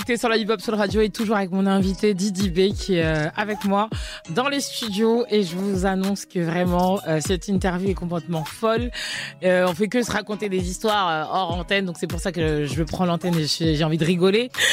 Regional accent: Côte d’Ivoire; je suis ivoirienne

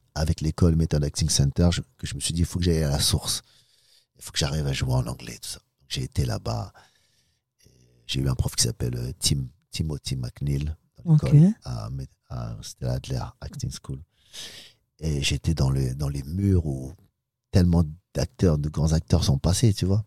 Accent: Sarcelles, Île-de-France, France; also born or lived in Pigalle, Paris / Los Angeles; je viens de Sarcelles, et j'ai l'habitude des, cités, des gangs

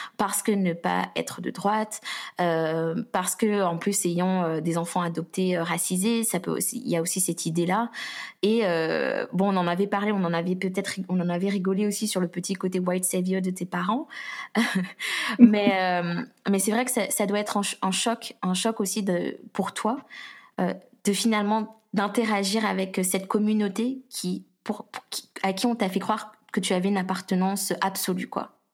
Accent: Guadeloupe; je suis guadeloupéenne

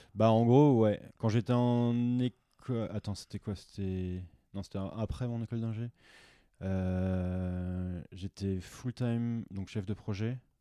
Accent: France; moved away as an adult; moi en tant que Français

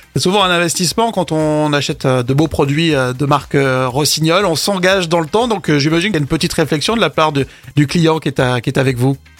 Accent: Isère, Auvergne-Rhône-Alpes, France; a des origines ici, de chez nous, en Isère

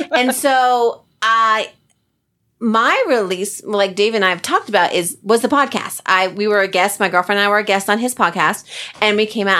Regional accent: New Jersey, United States; I'm from Jersey

